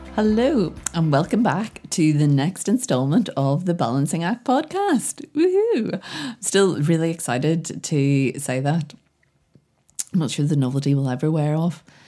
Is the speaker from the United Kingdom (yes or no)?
yes; Belfast, Northern Ireland, United Kingdom; I'm from Belfast